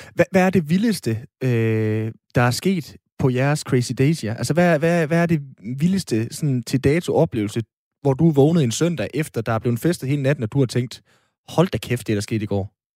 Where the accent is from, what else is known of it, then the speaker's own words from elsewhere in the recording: Aalborg, North Denmark Region, Denmark; jeg er jo fra Aalborg